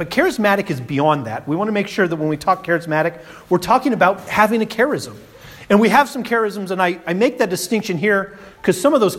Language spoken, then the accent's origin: English; Colorado, United States; moved away as an adult; now in Kansas City, United States; I'm from Colorado. Once I got over the point that I'm not a Colorado, I'm a Coloradan, but I'm not in Colorado anymore.